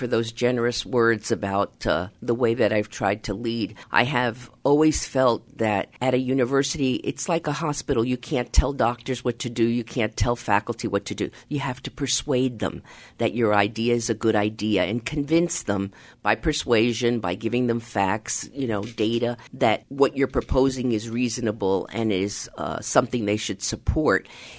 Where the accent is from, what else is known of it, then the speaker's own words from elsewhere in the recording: United States; and I am of Hispanic origin. I'm Latina. But I also don't want that to be my only label, because I'm an American.